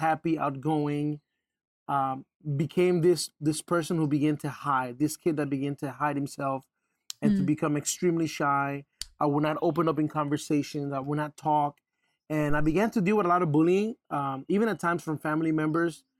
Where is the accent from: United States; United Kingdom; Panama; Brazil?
Panama; We're from Panama